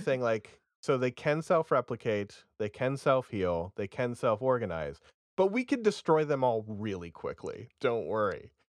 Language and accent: English; Vermont, United States; I'm from Vermont.